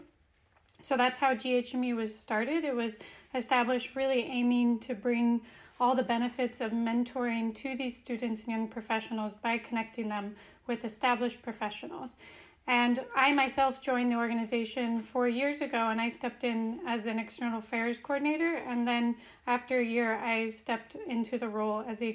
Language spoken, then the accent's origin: English; Reno, Nevada, United States; now in Copenhagen, Denmark; I am originally from the West Coast, from Reno, Nevada, and now I'm based in Copenhagen, Denmark.